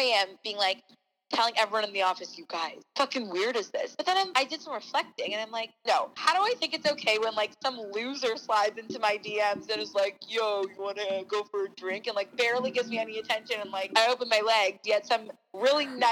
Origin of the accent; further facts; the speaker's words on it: Toronto, Ontario, Canada; now in Los Angeles, United States; that's where I grew up